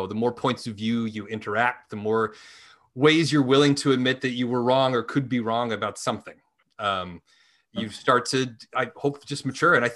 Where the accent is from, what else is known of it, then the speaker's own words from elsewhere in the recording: Salt Lake City, Utah, United States; moved away as an adult; now in Los Angeles, United States; I grew up in Utah.